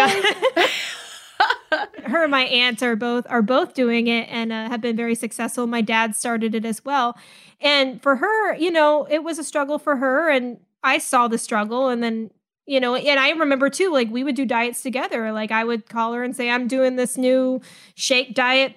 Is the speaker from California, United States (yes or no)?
yes; California, United States; moved away as an adult; also born or lived in the Southern US / Florida; now in Huntsville, United States; both my parents are, you know, born and raised in the South, but I mostly grew up in California